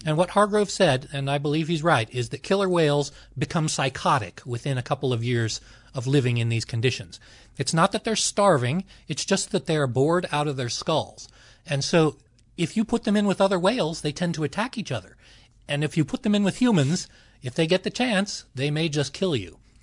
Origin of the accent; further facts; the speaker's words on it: Los Angeles, California, United States; I grew up in Los Angeles.